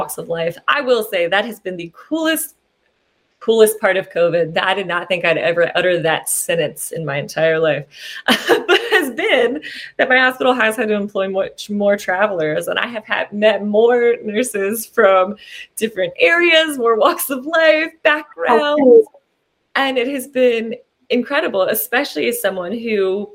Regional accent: Southwestern Virginia, United States; I grew up in Southwestern Virginia, and that's where I've practiced my whole life

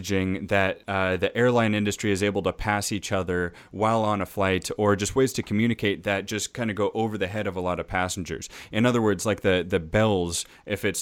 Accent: Edmonds, Washington, United States; I grew up in Edmonds, which is just 20 minutes north of Seattle

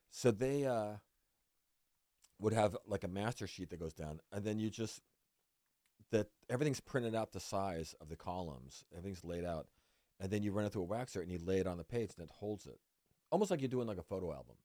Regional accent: Vallejo, California, United States; moved away; also born or lived in Puerto Rico; it was my hometown paper

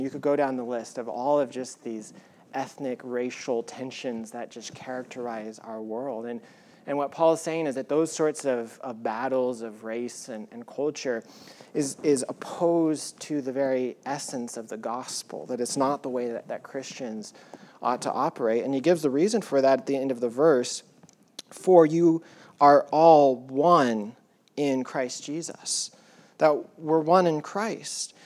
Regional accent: United States; he's white, he's a male, he's an American, he's a pastor

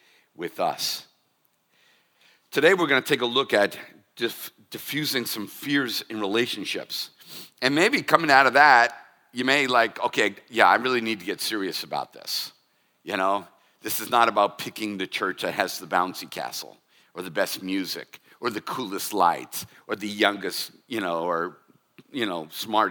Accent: United States; as American Christians

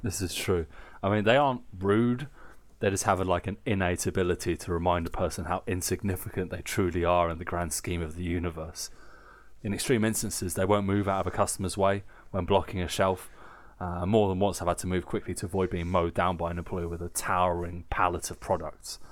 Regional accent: United Kingdom; now in Germany; I'm British

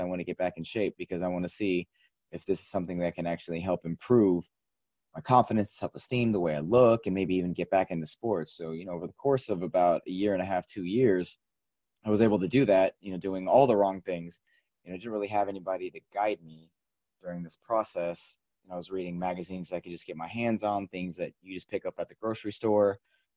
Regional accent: Shawnee, Kansas, United States; I'm originally from Kansas, grew up in a small suburb of Kansas City called Shawnee on the eastern part of the state

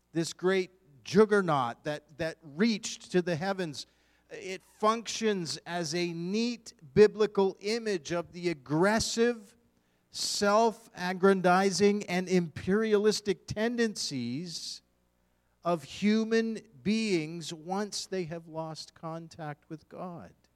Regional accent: Eastern Canada, Canada; moved away as an adult; now in Western Canada, Canada; I am born and raised in Eastern Canada

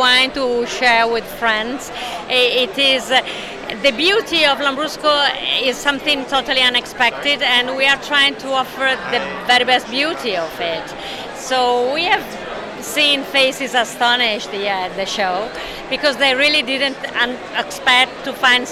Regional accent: Bomporto, Emilia-Romagna, Italy; I come from Bomporto. Bomporto is very close to Modena.

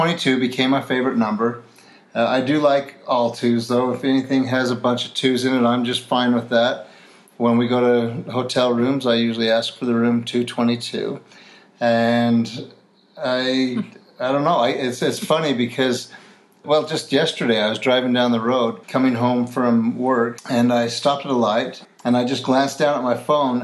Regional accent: Salt Lake City, Utah, United States; I'm from Salt Lake City, Utah

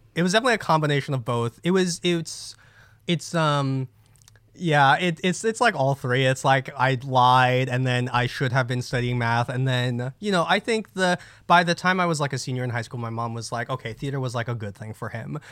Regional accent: New Jersey, United States; I grew up in Jersey. Jersey, boy.

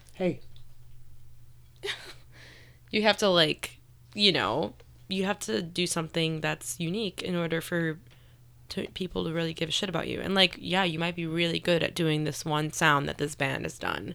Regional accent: Cary, Illinois, United States; I grew up in the northwest suburbs of Chicago

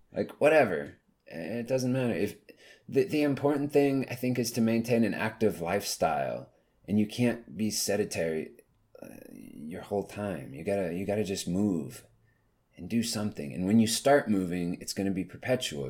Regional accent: the South, United States; growing up in the South

